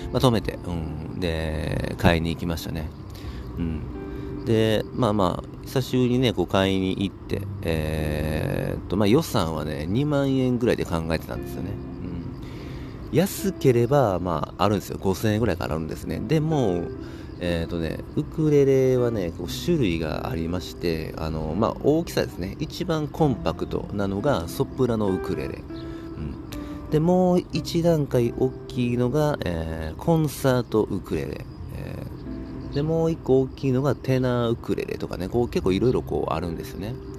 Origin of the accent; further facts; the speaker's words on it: Kobe, Hyogo, Japan; 僕の地元神戸市